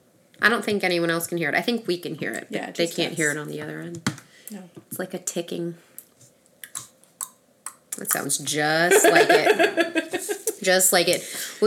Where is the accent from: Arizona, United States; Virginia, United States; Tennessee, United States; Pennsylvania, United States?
Virginia, United States; In Virginia.